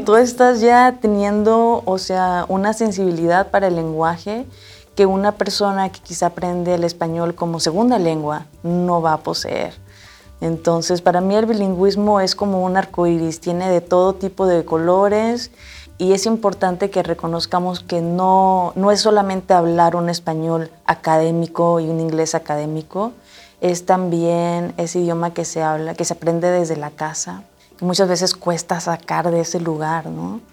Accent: Mexico; now in United States; sintiéndome más mexicana que el mole

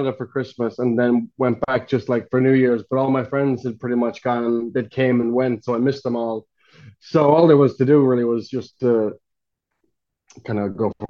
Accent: Skibbereen, Munster, Ireland; moved away; also born or lived in Rosscarbery / Dublin; I actually grew up about 20 minutes away from Ross, kind of outside Skib

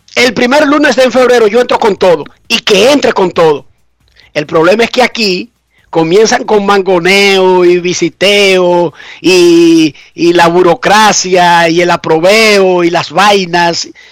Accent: Dominican Republic; yo soy dominicano

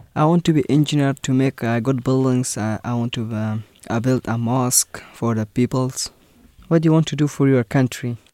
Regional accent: Afghanistan; English is a second language; now in United States; I am from Afghanistan. I came to America one year ago.

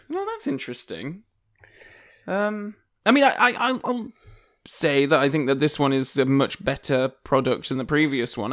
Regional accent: Yorkshire and the Humber, United Kingdom; I am from Yorkshire

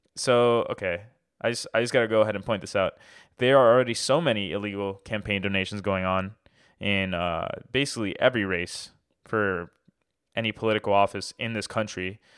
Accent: Miami, Florida, United States; I'm from Miami

